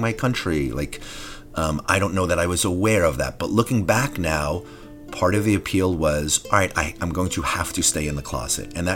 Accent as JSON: {"language": "English", "town": "New York City", "region": "New York", "country": "United States", "tie": "born or raised there", "also_born_or_lived": "Annapolis, Maryland", "said": "I grew up in Flatbush, Brooklyn"}